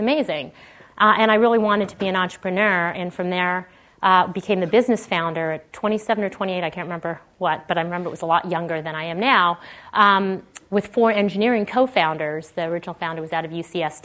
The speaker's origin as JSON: {"language": "English", "country": "Canada", "tie": "born or raised there", "moved": "as an adult", "lives_now": "Silicon Valley, United States", "said": "I grew up in Canada, went to school in Canada"}